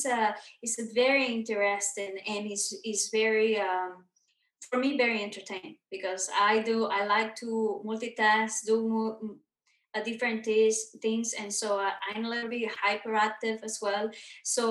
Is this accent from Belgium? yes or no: no; Mexico; now in Los Angeles, United States; I was born and raised in Mexico